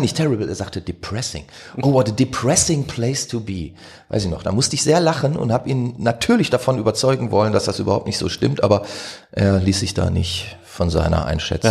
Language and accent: German; Duisburg, North Rhine-Westphalia, Germany; aus Duisburg